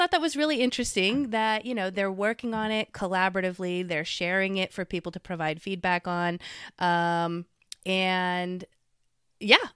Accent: Philippines; Those in the Philippines, I've been to the Philippines. I'm from the Philippines.

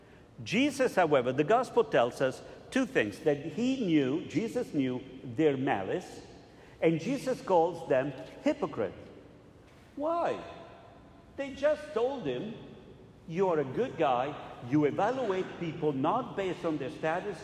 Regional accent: Italy; moved away; I was growing up in Italy

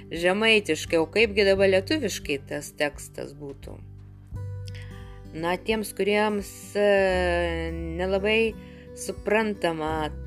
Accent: Samogitia, Lithuania; accent: Samogitian; mano ta žemaičių tarmė, kurią, aš, kurią kalbėjo mano tėvai, seneliai nes jie nuo tilšių mažiekių krašto.

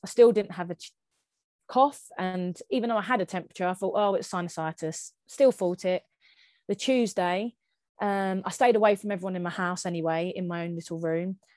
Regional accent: Kent, South East England, United Kingdom; I'm from Kent

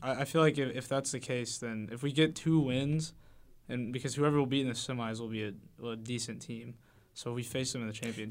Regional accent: Liberty, Missouri, United States; I come from Liberty, Missouri, um, in the K C Metro

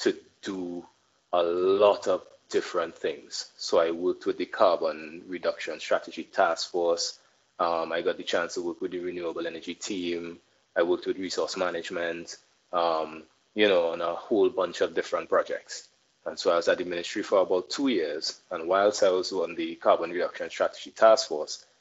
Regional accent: Port of Spain, Trinidad & Tobago; I am in Port of Spain, so I'm not from South. I'm actually a town boy through and through.

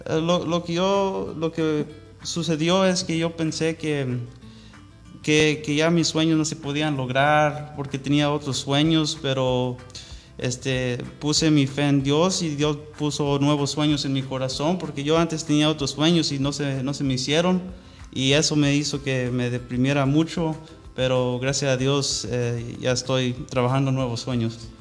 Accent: Orange, California, United States; Spanish is a second language; also born or lived in Anaheim, California; nací en la ciudad de Orange, aquí en el condado de Orange

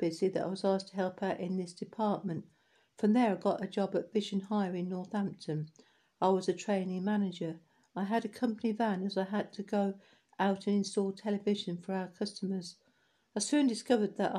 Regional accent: Dublin, Leinster, Ireland; I was born in Dublin

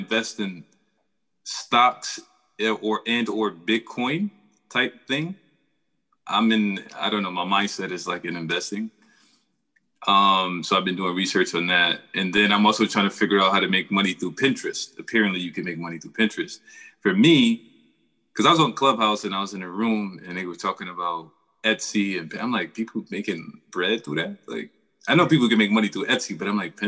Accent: Rochester, New York, United States; I was born and raised here in Rochester, New York

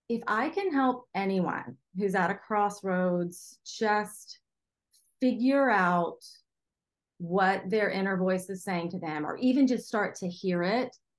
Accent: Charleston, South Carolina, United States; my hometown of Charleston

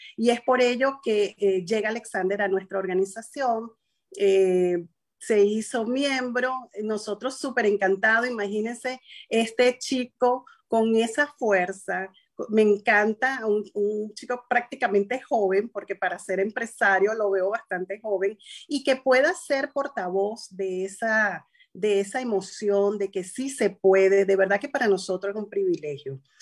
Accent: Venezuela; moved away as an adult; now in United States; Yo llegué a este país, contador público en mi país, asesor fiscal en Venezuela, empresaria

